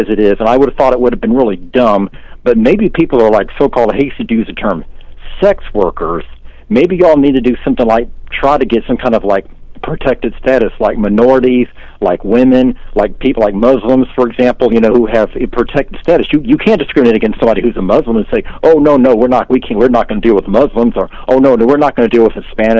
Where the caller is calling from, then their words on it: Tampa, Florida, United States; in Tampa, Florida.